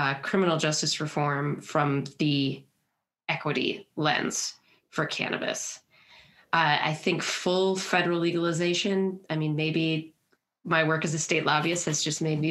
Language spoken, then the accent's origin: English; Milwaukee, Wisconsin, United States; now in Minnesota, United States; We're from Milwaukee, Wisconsin